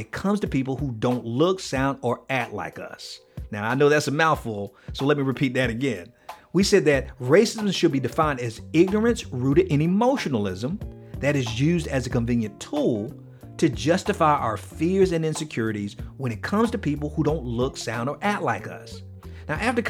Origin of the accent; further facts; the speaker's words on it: Miami, Florida, United States; I'm from Miami